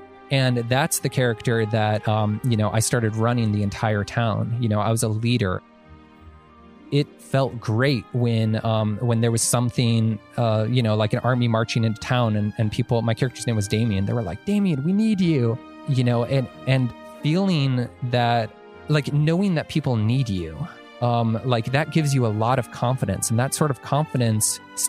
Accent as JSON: {"language": "English", "region": "Illinois", "country": "United States", "moved": "yes", "lives_now": "Massachusetts, United States", "said": "I moved to Massachusetts from Illinois, didn't know anyone."}